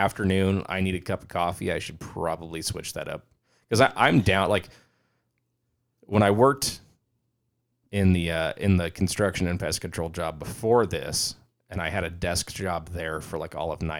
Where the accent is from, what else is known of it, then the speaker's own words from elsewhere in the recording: England, United Kingdom; So I've thought about that, because especially being English, like being a British person.